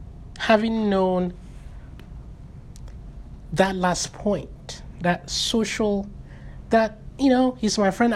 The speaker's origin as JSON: {"language": "English", "country": "Nigeria", "moved": "yes", "said": "We have a very strong social social cohesion among Nigerians, Africans, my tribe"}